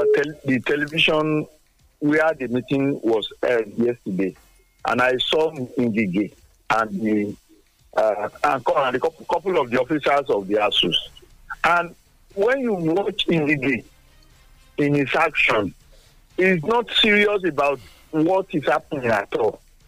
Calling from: Nigeria; I'm calling from Songo.

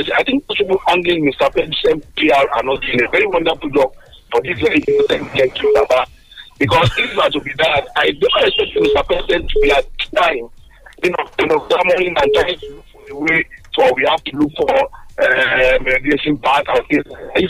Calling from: Abuja, Federal Capital Territory, Nigeria; I'm calling from the People's Parliament in Abuja.

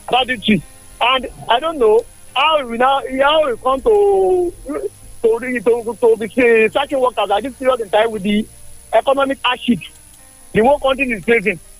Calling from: Abeokuta, Ogun State, Nigeria; I'm speaking from Okeshokori here in Abeokuta.

